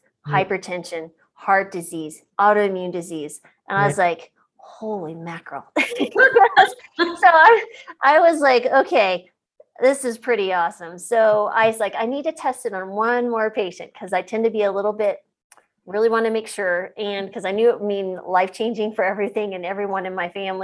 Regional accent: New Mexico, United States; now in Colorado, United States; I grew up in New Mexico. So love the Southwest, live in Colorado now.

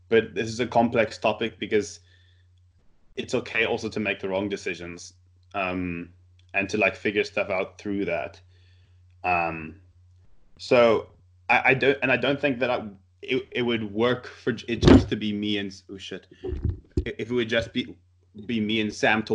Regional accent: South Africa; moved away as an adult; now in Canada; I did my studying in South Africa, all my schooling in South Africa, and I now moved back to Canada to find work

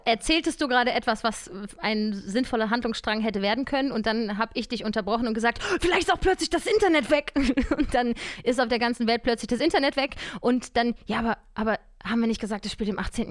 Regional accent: Cologne, North Rhine-Westphalia, Germany; now in Berlin, Germany; Ich komme ja auch aus Köln.

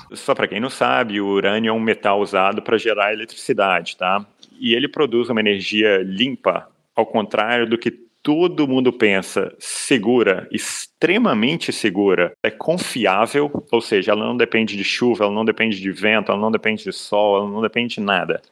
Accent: Minas Gerais, Brazil; eu sou de Minas

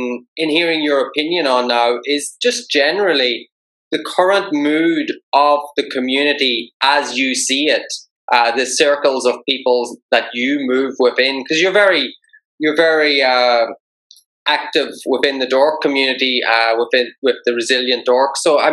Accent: Ireland; I'm Irish.

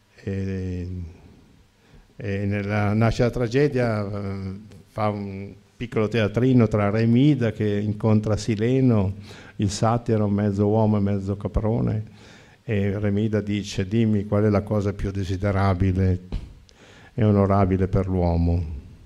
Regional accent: Lombardy, Italy; E perché sono nato in Lombardia? E perché sono nato in una famiglia di dieci figli?

